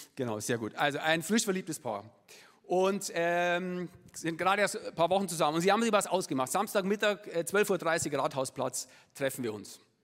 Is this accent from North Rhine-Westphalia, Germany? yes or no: no; Munich, Bavaria, Germany; accent: Upper Bavarian; ich äh, bin gebürtiger Münchner